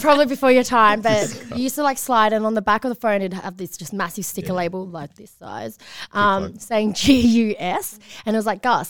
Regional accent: Patterson Lakes, Victoria, Australia; I was one of the only Chinese families growing up in that area

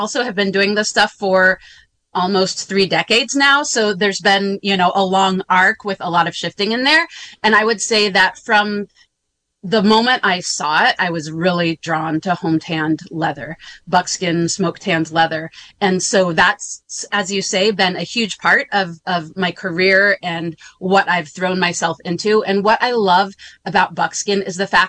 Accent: Grass Valley, California, United States; I grew up in Northern California in Nevada County, South County, Grass Valley area.

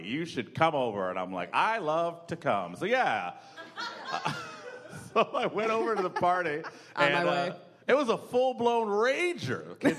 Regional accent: Grand Rapids, Michigan, United States; I'm from Grand Rapids, Michigan.

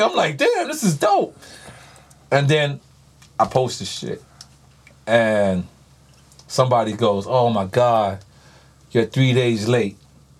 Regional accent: New York City, New York, United States; I'm from New York City.

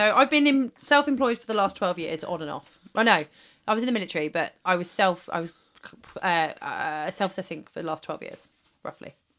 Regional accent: West Country, South West England, United Kingdom; I was from the West Country

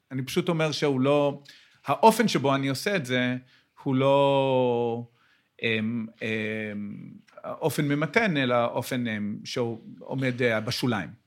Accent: United States; Hebrew is a second language; גם אני, גם אני בא מאמריקה

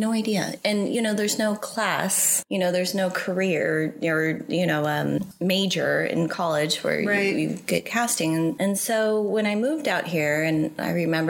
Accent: Phoenix, Arizona, United States; moved away as an adult; also born or lived in San Diego; now in Los Angeles, United States; I grew up in Phoenix

